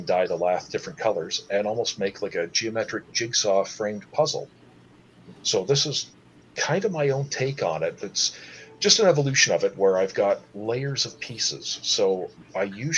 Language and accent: English; Wasaga Beach, Ontario, Canada; growing up in Wasaga Beach, there wasn't the population there was now.